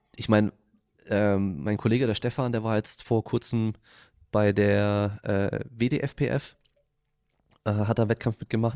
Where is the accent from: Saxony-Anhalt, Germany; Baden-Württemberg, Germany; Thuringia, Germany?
Baden-Württemberg, Germany; Freiburg; moved away; ich komme ursprünglich aus Freiburg, also halt eine Dreiviertelstunde von dort